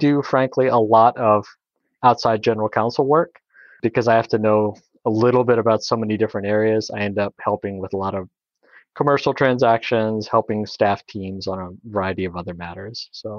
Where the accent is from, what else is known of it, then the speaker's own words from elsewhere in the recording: Slidell, Louisiana, United States; also born or lived in Kenner, United States; I grew up in Kenner, which is a small suburb outside of New Orleans, until I was about five. That's where the New Orleans airport is. And then we moved across Lake Pontchartrain to Slidell